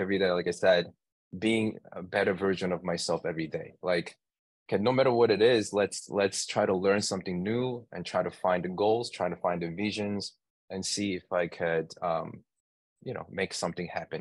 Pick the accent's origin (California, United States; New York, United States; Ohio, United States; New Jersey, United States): New York, United States; I'm from New York